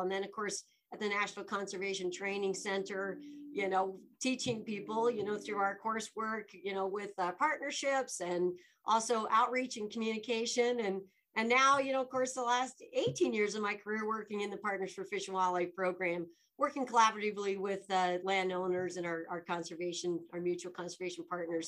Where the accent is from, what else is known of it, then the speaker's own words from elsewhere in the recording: Laramie, Wyoming, United States; moved away as an adult; also born or lived in Dubois, Wyoming / Alaska / Washington, D.C.; now in Denver, United States; being born and raised in Wyoming